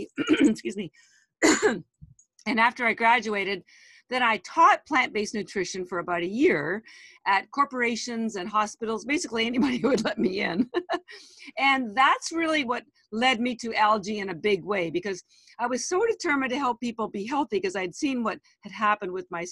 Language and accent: English; Canada; moved away as an adult; now in Boston, United States; I am Canadian, but I've lived in Boston, Massachusetts for 33 years. I moved here after I did my MBA